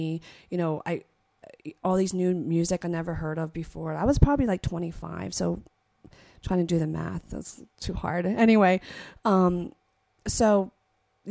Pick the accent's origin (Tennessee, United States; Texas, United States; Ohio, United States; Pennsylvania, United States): Pennsylvania, United States; Philadelphia; growing up in Philadelphia